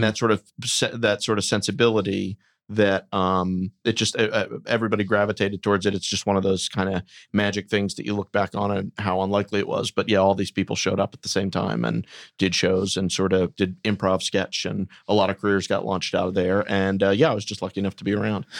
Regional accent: Wilmington, Delaware, United States; moved away as an adult; also born or lived in New York; I'm from Wilmington, Delaware

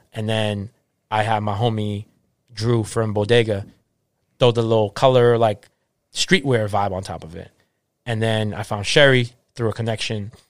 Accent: Boston, Massachusetts, United States; I'm from Boston. I'm not a transplant

